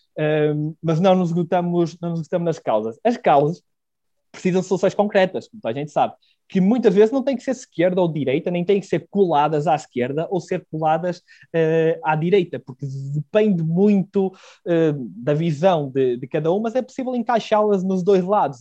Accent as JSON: {"language": "Portuguese", "town": "Celorico de Basto", "region": "Norte", "country": "Portugal", "tie": "born or raised there", "also_born_or_lived": "Porto / Braga", "moved": "as an adult", "said": "eu sou natural de Celurico de Basto"}